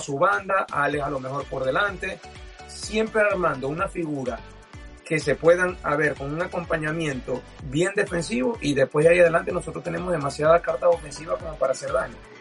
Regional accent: Venezuela; nosotros como venezolanos y como futbolistas estamos acostumbrados en Venezuela

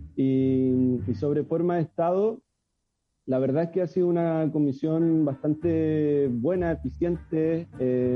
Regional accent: San Fabián, Ñuble, Chile; also born or lived in Chillán; me fui a San Fabián y he estado toda mi vida ahí, a excepción del de la universidad

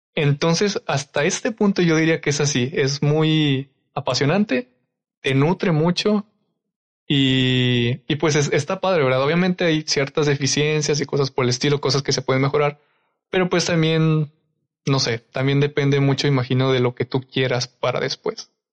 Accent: Durango, Mexico; moved away; yo que soy de Durango

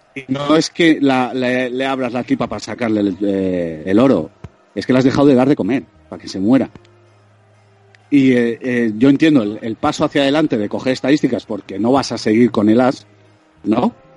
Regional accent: Vitoria-Gasteiz, Basque Country, Spain; De Vitoria

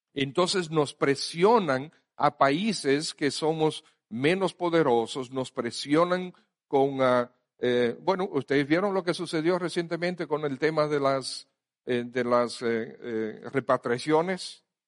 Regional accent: Dominican Republic; somos dominicanos

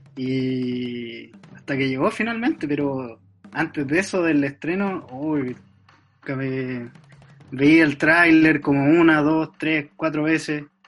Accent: Talca, Maule, Chile; soy de Talca, nací y criado en Talca

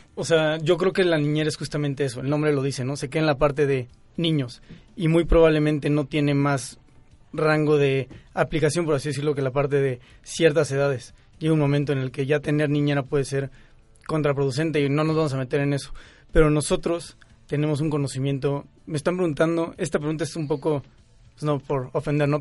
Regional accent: Querétaro, Mexico; now in Mexico City, Mexico; yo soy de Querétaro

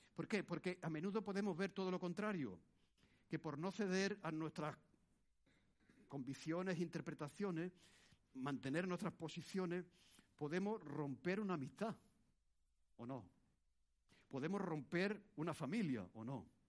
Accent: Spain; born or raised there

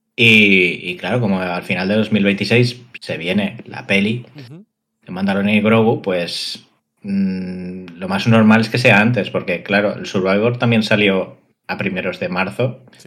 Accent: Valencian Community, Spain; En Valencia lo decimos así

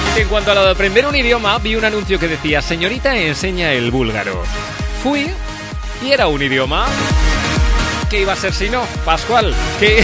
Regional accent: Cheste, Valencian Community, Spain; de Cheste

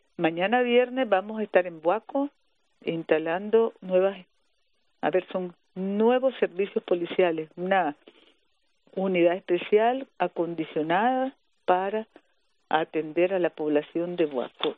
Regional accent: Nicaragua; somos las mujeres nicaragüenses

